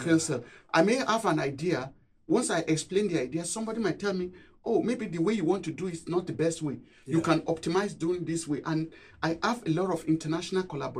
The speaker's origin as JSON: {"language": "English", "country": "Nigeria", "tie": "born or raised there", "also_born_or_lived": "Cambridge, United Kingdom", "moved": "as an adult", "lives_now": "Durham, United Kingdom", "said": "Growing up in Nigeria"}